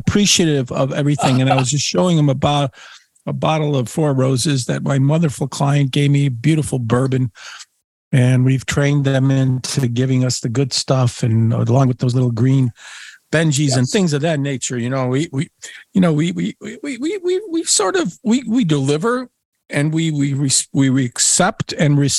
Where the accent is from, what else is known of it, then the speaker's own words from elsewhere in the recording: Niagara Frontier, New York, United States; I was a little boy growing up in the Niagara Frontier